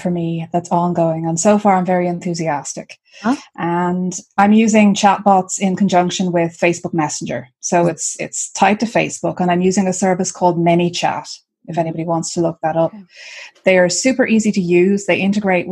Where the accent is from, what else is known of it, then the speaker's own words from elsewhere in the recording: Ireland; I am Irish.